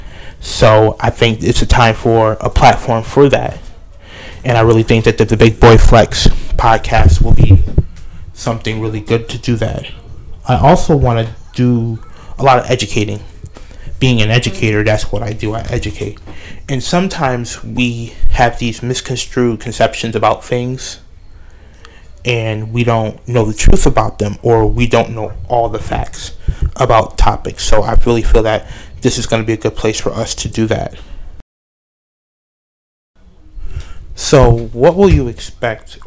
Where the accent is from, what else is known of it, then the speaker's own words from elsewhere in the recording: Buffalo, New York, United States; born and raised in Buffalo, New York. That's where I'm living right now.